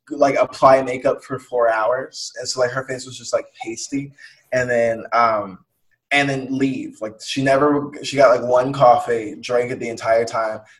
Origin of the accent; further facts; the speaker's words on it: Atlanta, Georgia, United States; like I'm from Atlanta, and uh, yeah, like Atlanta is like the most progressive, like woke, black ass place in like Georgia